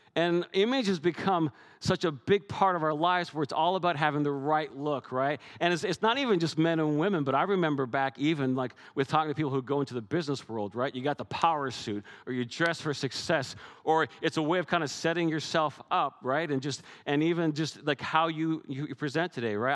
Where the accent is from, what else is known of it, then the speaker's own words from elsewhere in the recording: Canada; I'm Canadian